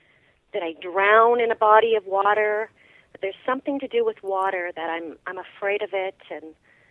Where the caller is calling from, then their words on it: Alexandria, Ontario, Canada; I'm calling from Alexandria, Ontario.